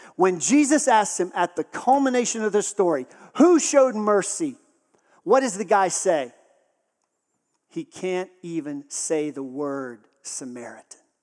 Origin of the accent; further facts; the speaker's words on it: Texas, United States; I grew up in Texas